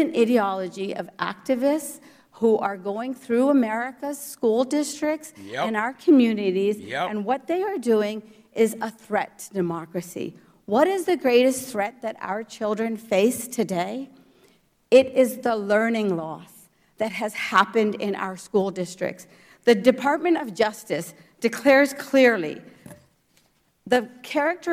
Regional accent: Morgantown, West Virginia, United States; English is a second language; also born or lived in India / New Jersey; I came to the United States at the age of 4. I was an immigrant to the great state of New Jersey, and I grew up in Morgantown, West Virginia

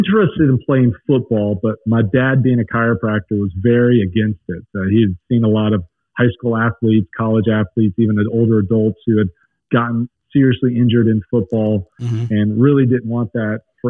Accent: Lake Wylie, South Carolina, United States; also born or lived in St. Louis, Missouri; now in North Carolina, United States; grew up across the border, went to South Carolina schools

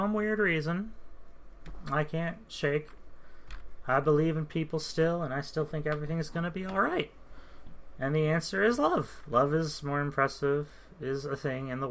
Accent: United States; I'm American

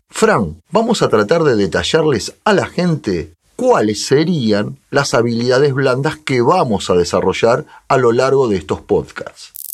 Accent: Argentina; moved away as an adult; now in Spain; soy argentino y recién llegado a España

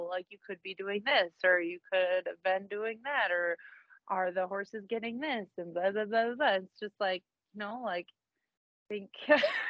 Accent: Minnesota, United States; I'm from Minnesota

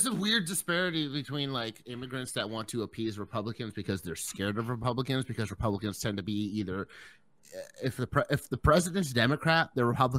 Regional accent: Ireland; I'm from Ireland.

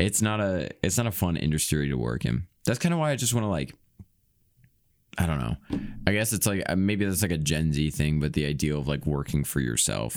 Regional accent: Iowa, United States; I'm from Iowa, though I'm not from farm area

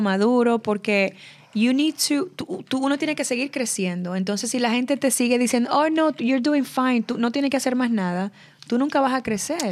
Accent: Santo Domingo, Distrito Nacional, Dominican Republic; moved away; con las que yo crecí en Santo Domingo

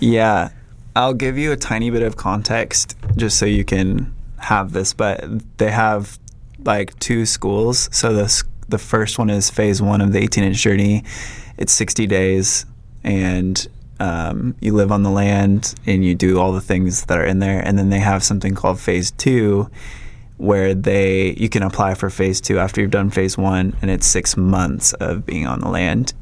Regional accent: Minnesota, United States; moved away as an adult; also born or lived in Redding, California; I am originally from Minnesota. Moved to Redding, California when I was 18

